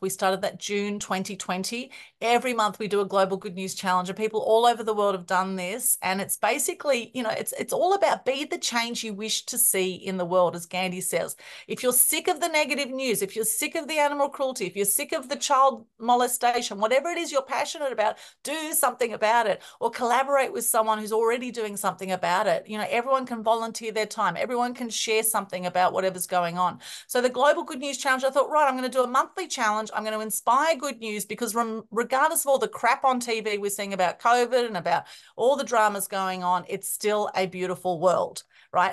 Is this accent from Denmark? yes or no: no; Melbourne, Victoria, Australia; very interesting growing up, even though I was born in Australia, because I have Greek, Turkish, Ukrainian background